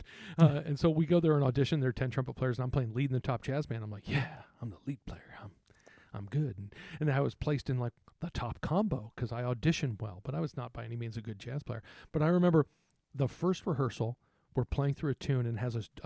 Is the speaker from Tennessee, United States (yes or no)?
no; San Antonio, Texas, United States; moved away; I grew up in San Antonio, Texas